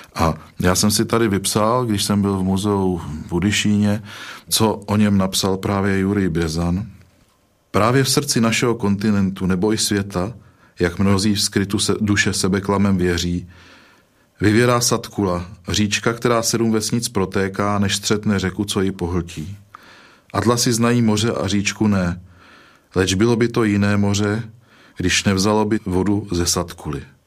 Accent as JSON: {"language": "Czech", "country": "Czechia", "said": "jsem Čech"}